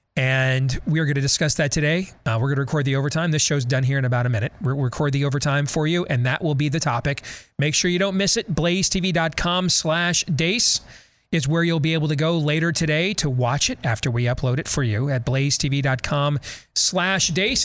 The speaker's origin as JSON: {"language": "English", "region": "Iowa", "country": "United States", "said": "I'm from Iowa."}